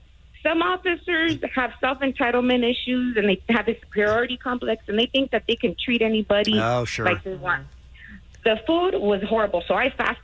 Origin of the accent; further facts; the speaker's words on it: Los Angeles, California, United States; I'm from Los Angeles.